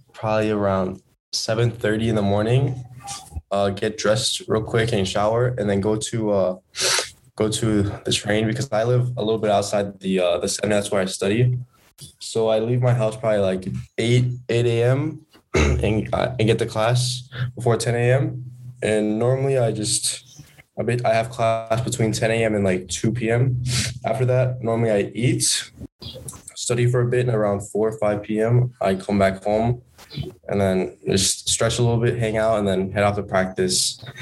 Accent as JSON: {"language": "English", "country": "United States", "tie": "born or raised there", "moved": "as an adult", "lives_now": "Spain", "said": "I've been growing up in the States my whole life"}